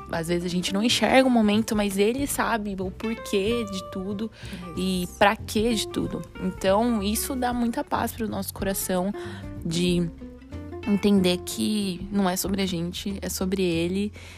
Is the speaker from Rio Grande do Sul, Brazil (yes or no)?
no; Campinas, São Paulo, Brazil; eu sou de Campinas, São Paulo